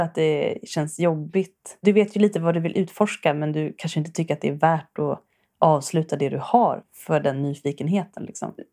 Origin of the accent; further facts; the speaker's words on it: Värmdö, Stockholm County, Sweden; jag är från Värmdö